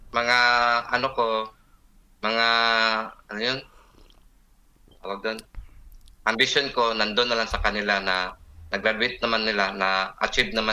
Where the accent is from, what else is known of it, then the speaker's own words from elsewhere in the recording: Davao City, Davao Region, Philippines; also born or lived in Bohol; laking Davao City. Pero pinanganak ako sa Bohol. Ah. But dito na ako sa Davao lumaki.